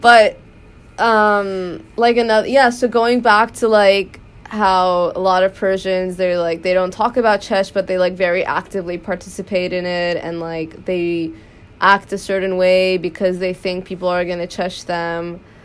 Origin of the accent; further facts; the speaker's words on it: United States; we grew up in America